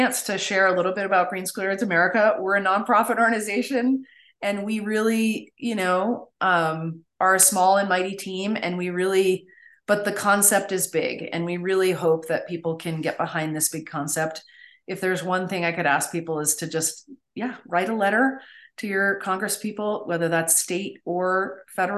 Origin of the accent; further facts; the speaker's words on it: Maine, United States; my home state of Maine